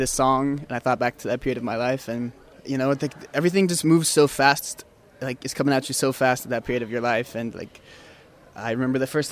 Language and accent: English; Columbia, Missouri, United States; moved away as an adult; also born or lived in St. Louis, Missouri; now in Barcelona, Spain; I'm actually from Columbia, Missouri, but I lived in St. Louis for... I went to university there, so I lived there for a while